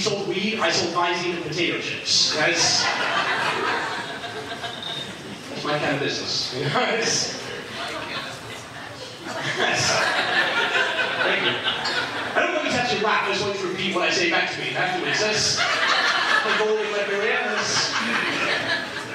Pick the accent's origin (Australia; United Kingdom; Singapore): United Kingdom; England; now in Niagara Falls, Canada; I'm from England originally. I live in Niagara Falls